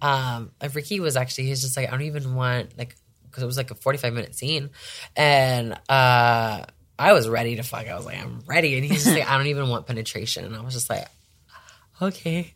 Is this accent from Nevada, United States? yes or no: yes; Las Vegas, Nevada, United States; I'm from Vegas